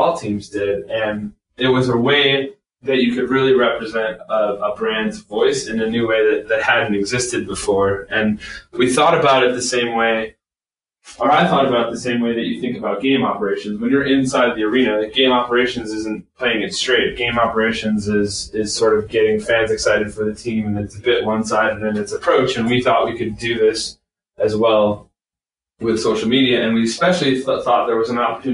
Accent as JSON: {"language": "English", "town": "Chicago", "region": "Illinois", "country": "United States", "tie": "born or raised there", "also_born_or_lived": "Iowa", "moved": "as an adult", "lives_now": "Portland, United States", "said": "I grew up in Chicago, suburbs down there"}